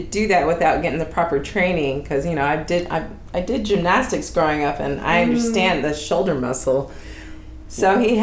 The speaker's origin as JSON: {"language": "English", "town": "Dallas", "region": "Texas", "country": "United States", "tie": "born or raised there", "moved": "yes", "lives_now": "Los Angeles, United States", "said": "I grew up in Texas, so, you know, the South is a little different than over here"}